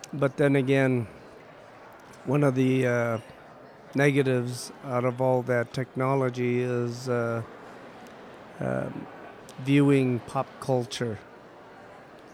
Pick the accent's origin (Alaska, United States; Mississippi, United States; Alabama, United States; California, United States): Alaska, United States; Utqiagvik; ever since I can remember, I've always lived in Barrow, Alaska, all my life. Raised by a single mother